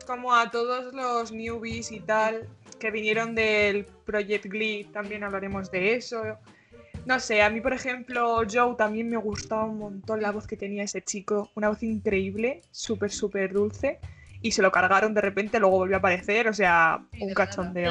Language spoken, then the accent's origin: Spanish; Spain; soy de España.